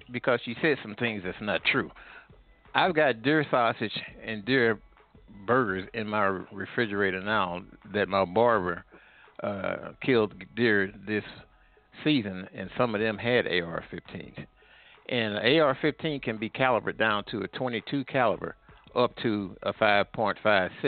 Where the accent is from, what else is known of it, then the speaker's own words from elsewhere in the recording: St. Louis, Missouri, United States; moved away; also born or lived in Atlanta, Georgia; I was in Missouri. I was in St. Louis at the time.